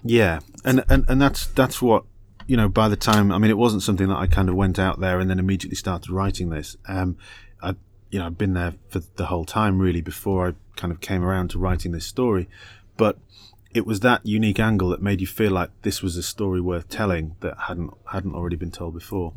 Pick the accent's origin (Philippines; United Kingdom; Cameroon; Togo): United Kingdom; England; moved away as an adult; also born or lived in Australia; I'm British and Australian. I'm a, I'm a, I'm a dual citizen. Um, but when I first moved out there